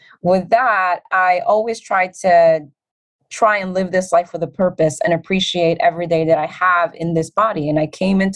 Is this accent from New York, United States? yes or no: yes; New York City, New York, United States; when I was 9 years old growing up in the Bronx